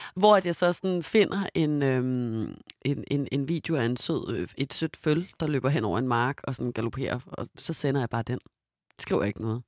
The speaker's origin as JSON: {"language": "Danish", "country": "Denmark", "moved": "yes", "said": "jeg var hjemme i Danmark med Simon"}